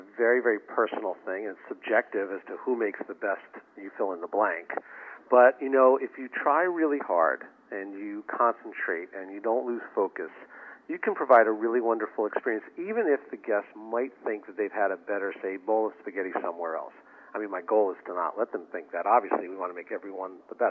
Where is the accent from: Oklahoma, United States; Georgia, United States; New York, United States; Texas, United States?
New York, United States; New York City; now in Boston, United States; I grew up in Brooklyn, New York